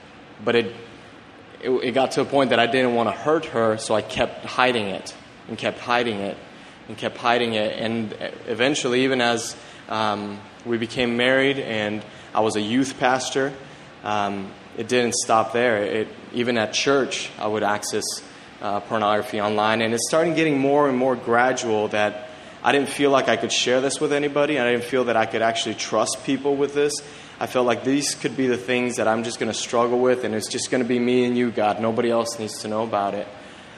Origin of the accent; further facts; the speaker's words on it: Mexico City, Mexico; I grew up in Mexico City, and I was a missionary kid.